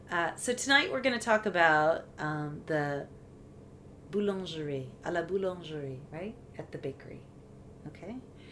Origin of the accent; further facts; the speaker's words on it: United States; now in France; as an American